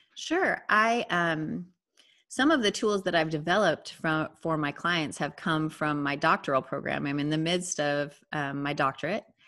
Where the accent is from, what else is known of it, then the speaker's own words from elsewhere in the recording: South Dakota, United States; moved away as an adult; also born or lived in Minnesota; now in Austin, United States; So I was raised in South Dakota, and I married a Minnesotan.